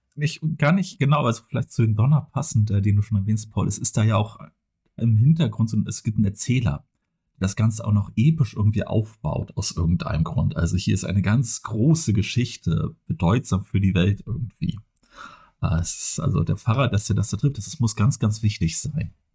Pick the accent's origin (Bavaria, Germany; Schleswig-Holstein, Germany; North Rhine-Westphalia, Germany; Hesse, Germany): Schleswig-Holstein, Germany; Flensburg; now in Kiel, Germany; zumindest bin ich in, in Flensburg geboren und ja. aufgewachsen und wohne jetzt halt in Kiel